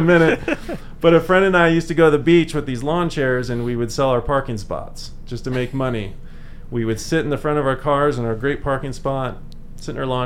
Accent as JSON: {"language": "English", "town": "San Diego", "region": "California", "country": "United States", "tie": "born or raised there", "moved": "as an adult", "lives_now": "Eagle, United States", "said": "born and raised in San Diego"}